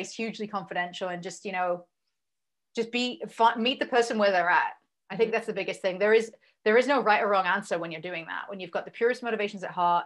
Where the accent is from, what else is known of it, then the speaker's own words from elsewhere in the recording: England, United Kingdom; moved away as an adult; also born or lived in Berlin, Germany; I'm English